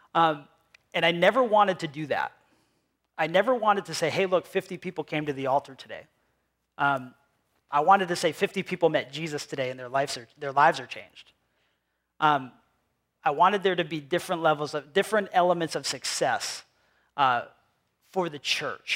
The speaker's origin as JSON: {"language": "English", "town": "Cumberland", "region": "Rhode Island", "country": "United States", "tie": "born or raised there", "also_born_or_lived": "Pennsylvania", "accent": "New England", "moved": "as an adult", "said": "I grew up here in Cumberland, Rhode Island, and then I moved to Pennsylvania, and then I moved back here with my family 3 years ago."}